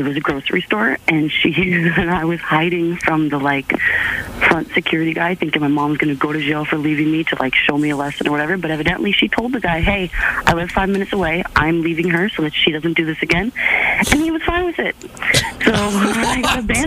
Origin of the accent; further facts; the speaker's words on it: Miami Beach, Florida, United States; moved away; I'm actually from Miami Beach originally